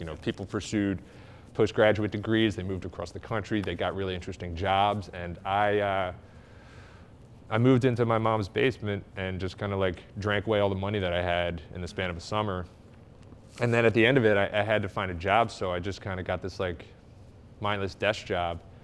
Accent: Glenside, Pennsylvania, United States; I grew up in Glenside

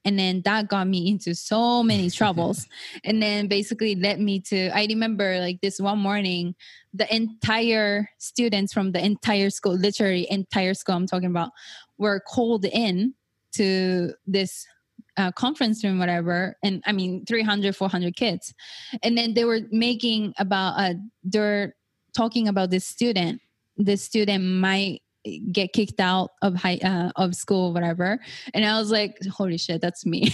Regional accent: Japan; now in United States; I was born and raised in Japan

